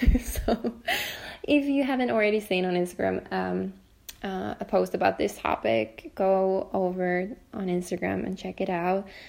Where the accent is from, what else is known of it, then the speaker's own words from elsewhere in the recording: Finland; also born or lived in Helsinki, Finland; I'm talking from Finland, um, from Helsinki, Finland